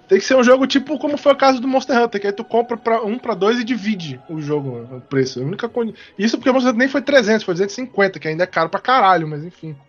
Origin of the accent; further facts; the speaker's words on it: Brazil; eu sou brasileiro